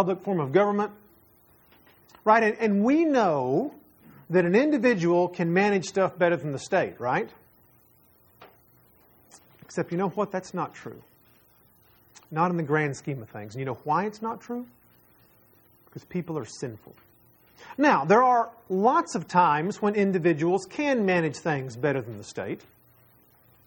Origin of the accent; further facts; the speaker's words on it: United States; as an American who likes free enterprise and capitalism